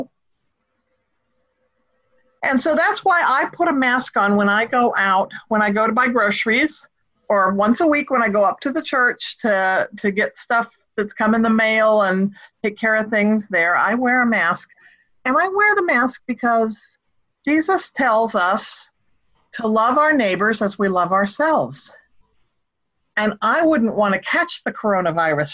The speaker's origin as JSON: {"language": "English", "region": "Northern California", "country": "United States", "tie": "born or raised there", "said": "growing up in Northern California, we had property."}